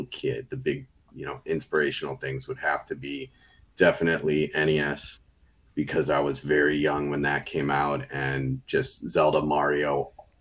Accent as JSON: {"language": "English", "area": "Chicagoland area", "region": "Illinois", "country": "United States", "said": "I'm a filmmaker from the Chicagoland area, not in the city, not very far from the city, though. We're in Brookfield"}